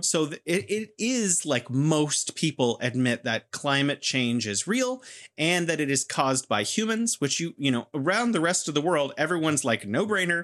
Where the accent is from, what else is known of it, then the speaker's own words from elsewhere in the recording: California, United States; moved away as an adult; now in Beijing, China; I'm originally from California, and I'm now living in beautiful Beijing